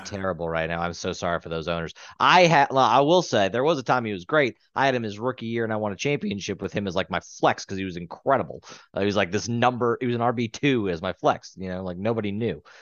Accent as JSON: {"language": "English", "region": "the South", "country": "United States", "said": "we're from the South."}